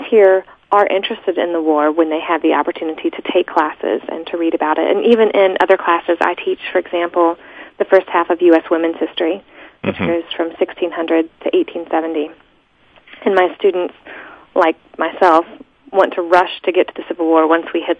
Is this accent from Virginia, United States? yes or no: yes; Shenandoah Valley, Virginia, United States; moved away as an adult; now in Indiana, United States; growing up in Virginia, especially in the Shenandoah Valley